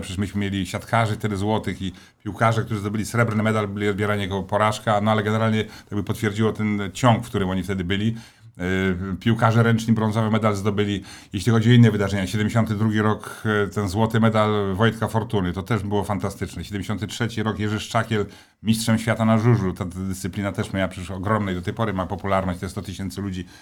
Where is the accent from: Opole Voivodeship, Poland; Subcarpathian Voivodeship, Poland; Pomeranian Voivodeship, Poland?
Subcarpathian Voivodeship, Poland; Stalowa Wola; moved away; jestem takim jednak y, chłopakiem ze Starowej Woli, takim z krwi i kości